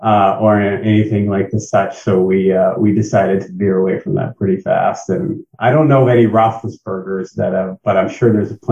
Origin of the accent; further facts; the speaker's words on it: New England, United States; I don't know if that counts as a quick stop in between my born and raised in the New England area and returned to the New England area because I couldn't get enough of the weather.